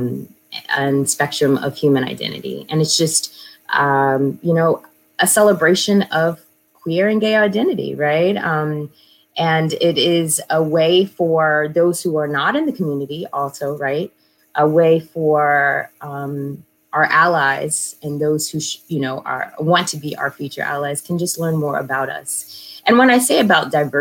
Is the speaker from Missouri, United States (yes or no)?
yes; St. Louis, Missouri, United States; now in New York City, United States; I'm originally from St. Louis, and this is actually where I landed, but I'm coming from New York City because that's where I live, and had to come home to check on my mama